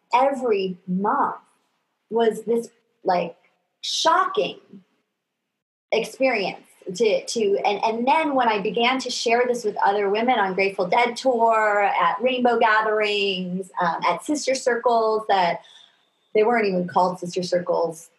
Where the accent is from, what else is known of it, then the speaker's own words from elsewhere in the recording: New York, United States; I was raised in New York